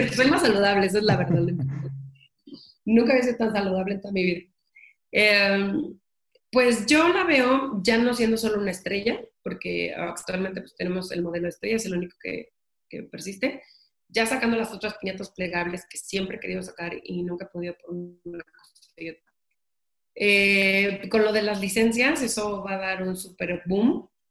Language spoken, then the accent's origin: Spanish; Mexico; soy la primera mexicana o mexicano que compra las licencias de Universal para piñatas